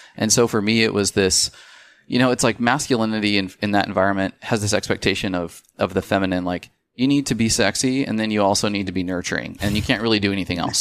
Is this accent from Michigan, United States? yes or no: no; Spokane, Washington, United States; moved away as an adult; also born or lived in Seattle, Washington; We're from Spokane.